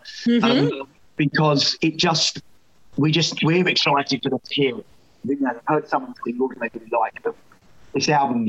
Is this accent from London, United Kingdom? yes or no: no; Scotland, United Kingdom; But I'm from Fife, and when you try and turn your back on